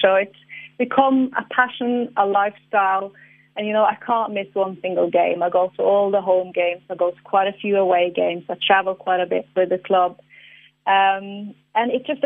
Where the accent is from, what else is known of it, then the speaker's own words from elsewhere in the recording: Tromsø, Northern Norway, Norway; I am from the Arctic, from the very, very top of Norway, the city of the Northern Lights